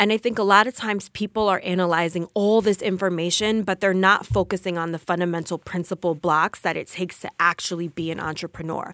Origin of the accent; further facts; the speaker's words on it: Passaic, New Jersey, United States; I am from Passaic, New Jersey